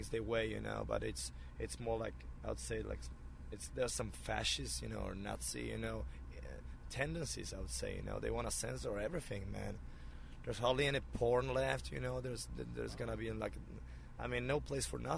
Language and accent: English; Poland; now in United States; my home country